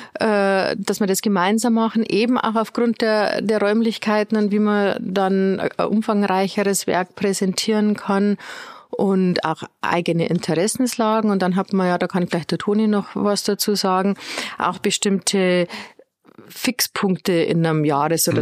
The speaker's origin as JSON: {"language": "German", "town": "Straubing", "region": "Bavaria", "country": "Germany", "tie": "born or raised there", "moved": "as an adult", "lives_now": "Regensburg, Germany", "said": "Ich komme nicht so weit her aus Straubing. Äh, dort habe ich meine Schulzeit verbracht"}